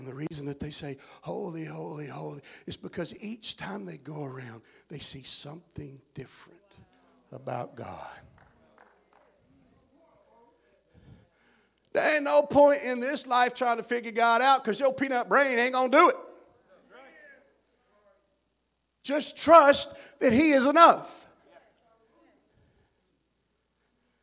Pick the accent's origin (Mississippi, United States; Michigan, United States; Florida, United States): Mississippi, United States; Chickasaw County; I'm from Chickasaw County, Mississippi.